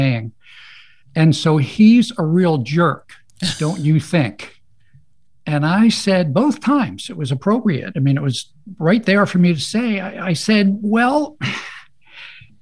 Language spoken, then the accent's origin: English; Baltimore, Maryland, United States; I am a Baltimore native, born and raised in Baltimore, Maryland